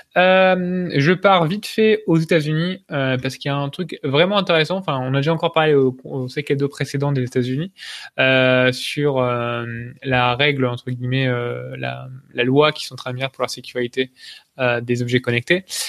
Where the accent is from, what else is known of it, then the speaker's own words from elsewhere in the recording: France; on est français, on est chauvin